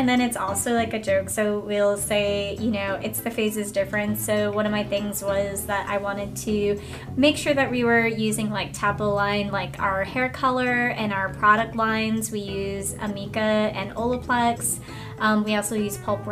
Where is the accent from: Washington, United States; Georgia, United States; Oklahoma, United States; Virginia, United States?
Virginia, United States; I am from Virginia